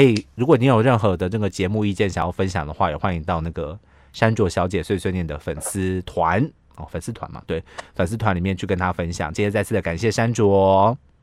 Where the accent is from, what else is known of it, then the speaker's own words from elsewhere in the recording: Taiwan; 我们台湾人